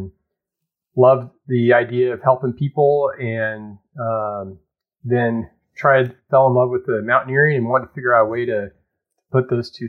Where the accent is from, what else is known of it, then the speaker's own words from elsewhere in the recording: Louisville, Kentucky, United States; moved away as an adult; now in Seattle, United States; I grew up in Louisville, Kentucky, moved out to Seattle to do an internship